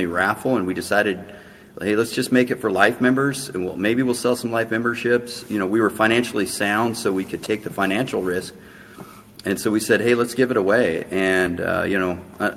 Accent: Washington, United States; my home state of Washington

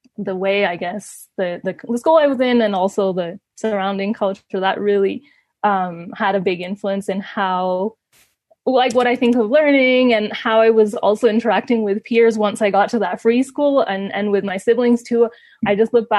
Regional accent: Ecuador; moved away as an adult; also born or lived in Canada; I grew up in Ecuador

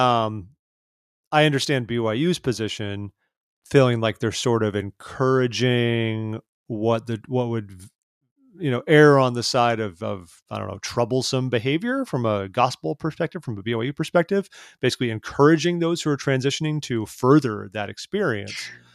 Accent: California, United States; as a Californian

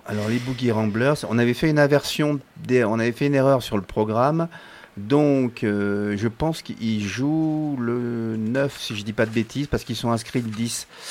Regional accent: Paris, Île-de-France, France; now in Grenoble, France; je suis né à Paris

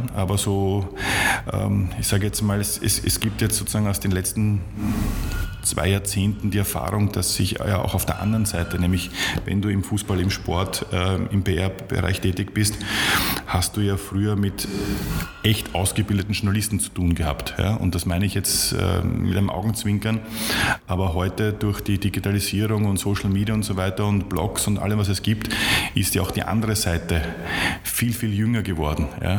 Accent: Vienna, Austria; als, als Wiener

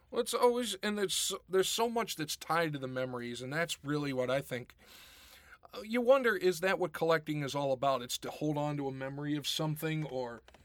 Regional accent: Pittsburgh, Pennsylvania, United States; now in Rochester, United States; back when I was growing up in Pittsburgh

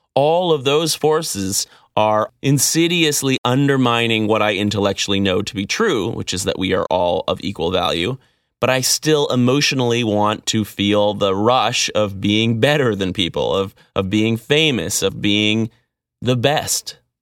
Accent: Vancouver, British Columbia, Canada; I grew up in Vancouver.

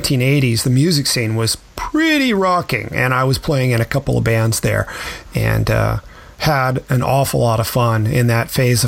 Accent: Memphis, Tennessee, United States; I grew up in Memphis

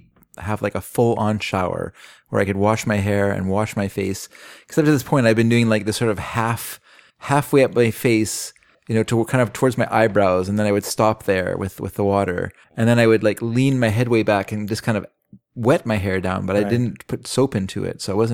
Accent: United States; just so you know, I'm an American.

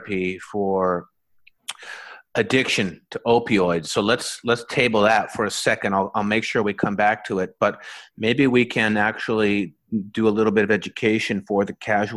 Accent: Canada; when I was growing up in Canada

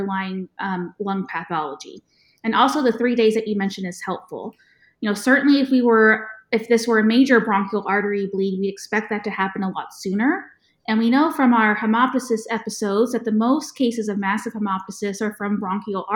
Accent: Texas, United States; accent: Texas; my Texas accent

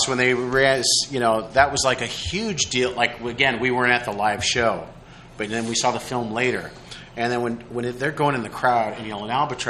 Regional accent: Des Moines, Iowa, United States; growing up in Des Moines, Iowa, they weren't coming out to promote a lot of stuff.

